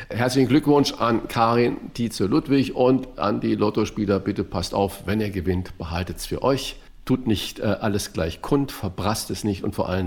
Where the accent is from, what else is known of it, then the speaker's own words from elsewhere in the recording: Saarland, Germany; born there; Ich weiß noch genau, im Saarland war. Eine riesige, ich bin ja gebürtiger Saarländer, eine riesige Überschrift in der Zeitung.